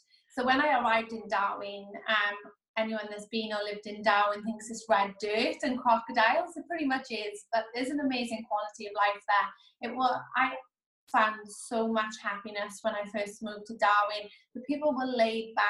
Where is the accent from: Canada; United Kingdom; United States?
United Kingdom; Wales; moved away as an adult; now in Australia; So I'm from Wales. So I came over in 2013. So I was 23 years old.